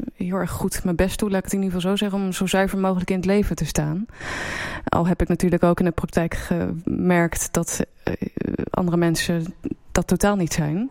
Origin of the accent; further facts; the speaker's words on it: Apeldoorn, Gelderland, Netherlands; moved away as an adult; also born or lived in Antwerp / Amsterdam / Leeuwarden / Beijing; ik ben in Apeldoorn opgegroeid